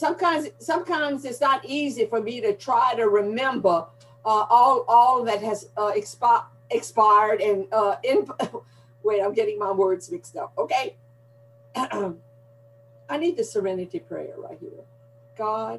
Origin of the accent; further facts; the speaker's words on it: Gonzales, Louisiana, United States; accent: Cajun accent, Southern drawl; now in Houma, United States; And the language I'm coming to you with is a Cajun accent, a Southern drawl. You know, I live down here by the Gulf of Mexico and in Houma, Louisiana. And I was born in Gonzales, Louisiana, which is mid-Louisiana. So I'm definitely a Louisiana girl.